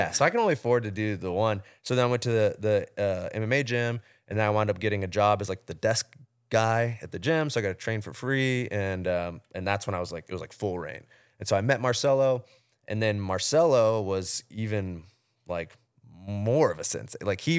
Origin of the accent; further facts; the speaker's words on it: Georgia, United States; Where I grew up like outside of Atlanta, there wasn't really, you know, much, there was no boxing gym around or anything like that.